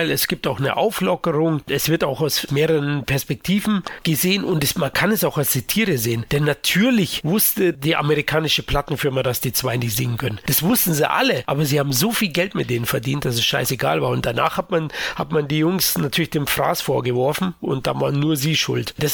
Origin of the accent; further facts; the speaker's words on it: Munich, Bavaria, Germany; für mich als Münchner schmeichelt zudem das anfängliche 80 Jahre Lokalkolorit von München noch.